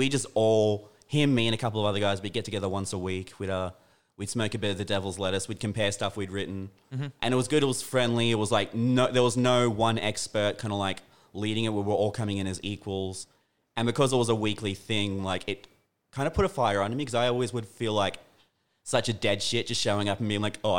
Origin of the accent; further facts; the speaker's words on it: Pittsworth, Queensland, Australia; now in Toowoomba, Australia; I grew up in a small country town